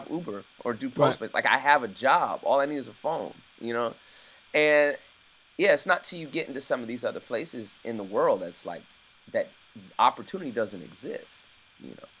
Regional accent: United States; I'm American

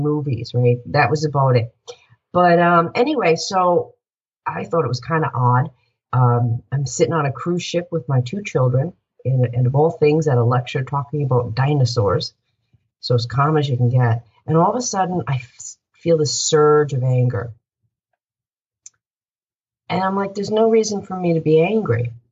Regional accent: Northport, New York, United States; also born or lived in Boston; I grew up in my hometown of Northport, which I love.

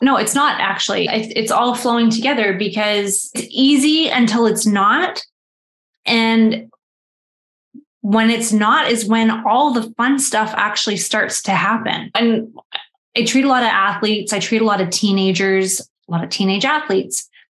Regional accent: Canada; I am Canadian

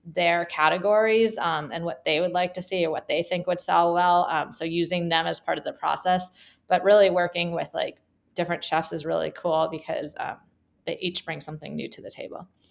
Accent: California, United States; also born or lived in Michigan; I'm from California.

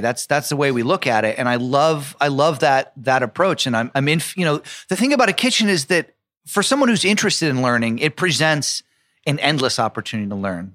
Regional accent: New York City, New York, United States; also born or lived in Providence; as a kid, even growing up in New York

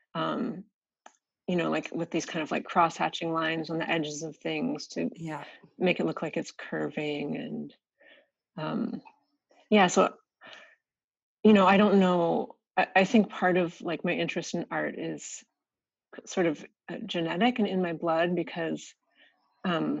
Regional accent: Seattle, Washington, United States; I grew up in Seattle. I was born and raised in Seattle

